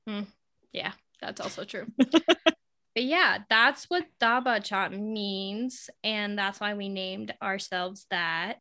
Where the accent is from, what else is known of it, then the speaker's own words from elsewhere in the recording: United States; we're the cousins from America